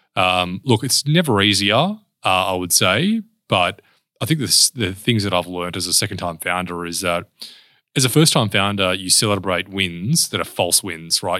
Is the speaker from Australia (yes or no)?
yes; Perth, Western Australia, Australia; also born or lived in Mount Pleasant, Perth; I grew up in a suburb called Spearwood